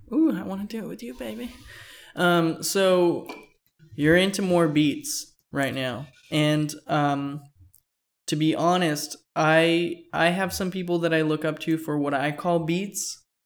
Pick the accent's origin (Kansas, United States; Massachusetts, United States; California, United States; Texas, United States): California, United States; Fullerton; I grew up skating around Fullerton